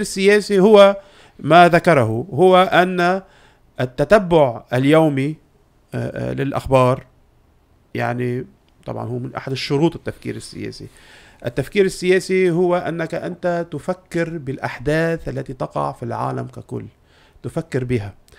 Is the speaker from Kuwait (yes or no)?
no; Lebanon; عندنا بلبنان